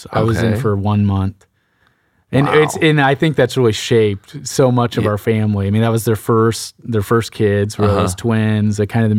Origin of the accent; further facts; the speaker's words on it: Sugar Land, Texas, United States; born and raised in Sugar Land. I'm an identical twin.